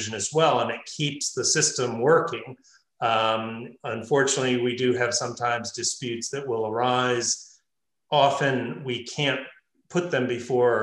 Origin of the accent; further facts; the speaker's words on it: United States; I come from the United States